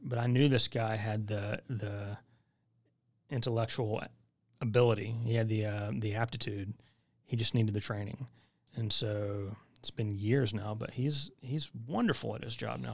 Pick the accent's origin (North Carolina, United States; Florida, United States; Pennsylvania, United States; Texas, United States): North Carolina, United States; White Cross; also born or lived in Chapel Hill, North Carolina; I just tell people I'm from Chapel Hill 'cause nobody knows where White Cross is